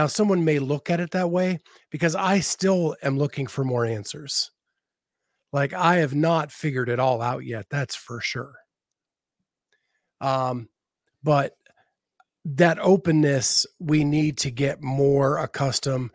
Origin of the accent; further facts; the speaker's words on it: Western Pennsylvania, United States; moved away; I grew up in Western Pennsylvania, very blue collar